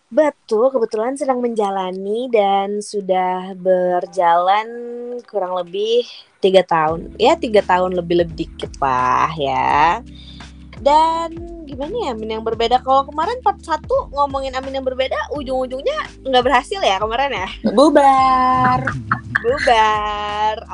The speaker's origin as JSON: {"language": "Indonesian", "town": "Banjarmasin", "region": "South Kalimantan", "country": "Indonesia", "said": "Aku dari Banjarmasin kebetulan kita di kota yang berbeda yang berempat."}